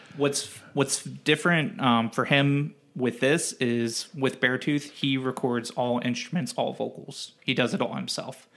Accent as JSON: {"language": "English", "town": "Cincinnati", "region": "Ohio", "country": "United States", "said": "we're both from the Cincinnati area"}